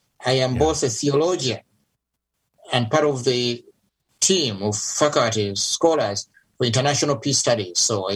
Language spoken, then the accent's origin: English; Uganda; now in United States; I'm from Uganda, Africa, but I live in the U.S., so I'm both African, I guess, and American.